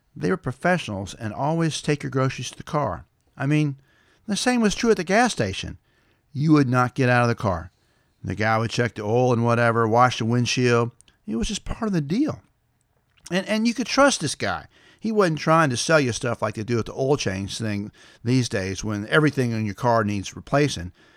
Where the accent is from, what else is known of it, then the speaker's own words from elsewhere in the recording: Lavinia, Tennessee, United States; I'm from Lavinia, Tennessee